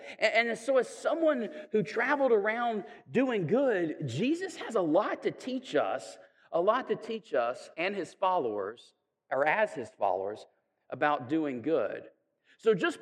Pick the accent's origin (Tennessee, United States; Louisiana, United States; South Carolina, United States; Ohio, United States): Tennessee, United States; Chattanooga; I'm from Chattanooga, and so we have like Missionary Ridge